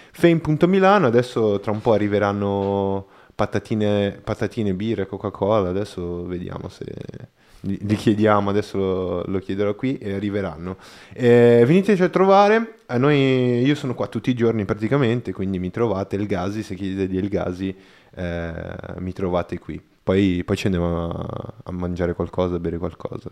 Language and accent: Italian; Brazil; Italian is a second language; now in Italy; io non sono italiano, quindi magari i giocattoli che c'erano in Brasile